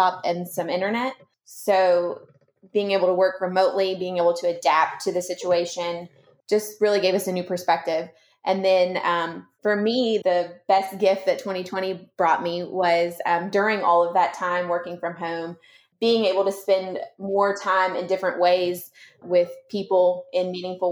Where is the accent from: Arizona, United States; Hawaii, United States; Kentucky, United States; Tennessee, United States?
Kentucky, United States; Louisville; now in Augusta, United States; I'm from Louisville, Kentucky originally